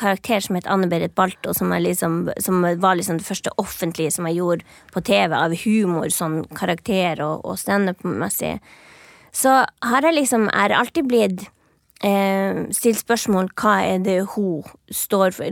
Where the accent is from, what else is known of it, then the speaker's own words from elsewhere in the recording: Finnmark, Norway; moved away as an adult; now in Oslo, Norway; når jeg vokste opp i Finnmark